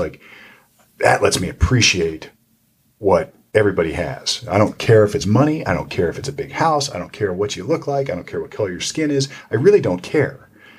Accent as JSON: {"language": "English", "town": "Sunbury", "region": "Ohio", "country": "United States", "tie": "born or raised there", "said": "I went to Big Walnut High School up in Sunbury, and it was a rural community at the time."}